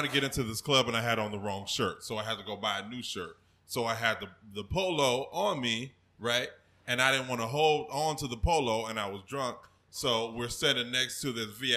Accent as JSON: {"language": "English", "country": "Nigeria", "said": "I'm Nigerian"}